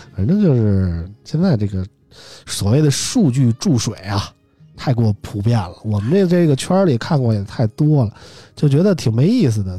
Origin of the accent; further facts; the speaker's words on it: Beijing, China; 我是北京人，喜欢北京国安